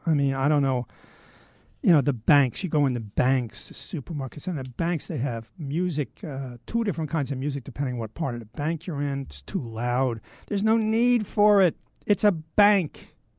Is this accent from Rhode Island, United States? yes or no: no; New York City, New York, United States; I grew up in Manhattan